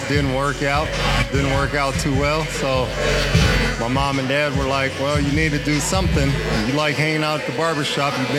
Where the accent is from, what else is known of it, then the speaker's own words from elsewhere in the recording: California, United States; Man, I came out here from Cali uh, in '98.